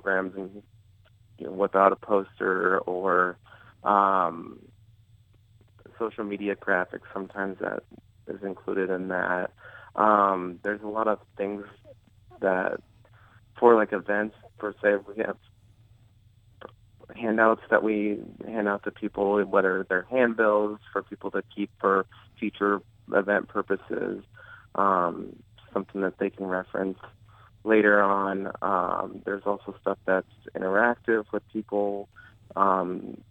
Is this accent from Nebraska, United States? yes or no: yes; Omaha, Nebraska, United States; also born or lived in Lincoln, Nebraska; I grew up in Omaha, so I wanted to go to a school here in Lincoln